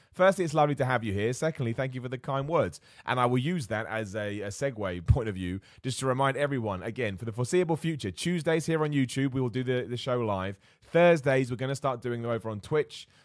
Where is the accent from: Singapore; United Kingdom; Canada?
United Kingdom; As a British dude